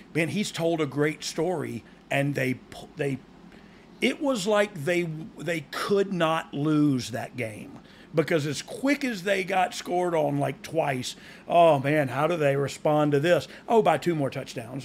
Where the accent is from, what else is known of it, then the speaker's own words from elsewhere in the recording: Georgia, United States; I almost live in Alabama and I'm from Georgia